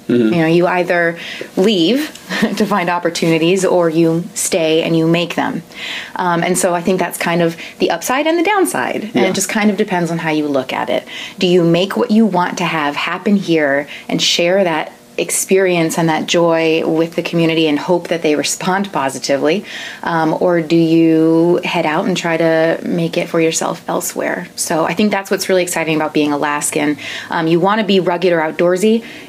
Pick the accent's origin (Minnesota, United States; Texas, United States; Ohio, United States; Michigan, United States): Ohio, United States; Toledo; born there; also born or lived in Germany; now in Anchorage, United States; No lumberjack, though, but I was born in Toledo, Ohio, and my dad's retired Air Force. So I started dancing in Germany and then across the U.S. and eventually settled here in Anchorage.